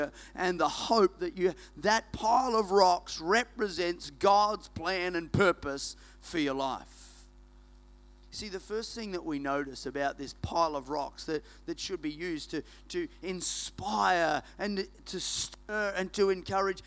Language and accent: English; Queensland, Australia; moved away; we're from Queensland originally